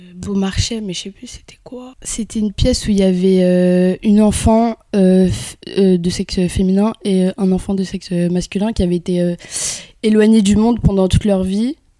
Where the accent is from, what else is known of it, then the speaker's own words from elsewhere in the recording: Kabylie, Algeria; moved away; Je suis née en Algérie et euh, dans un petit village, donc euh, nous on, parle vraiment plus kabyle